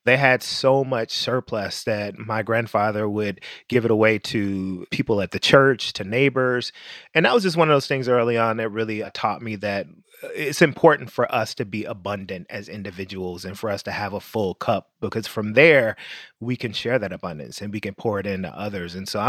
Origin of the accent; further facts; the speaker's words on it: Memphis, Tennessee, United States; moved away; also born or lived in New York City; Growing up in Memphis, Tennessee, with family who had roots in rural Mississippi and Tennessee and Arkansas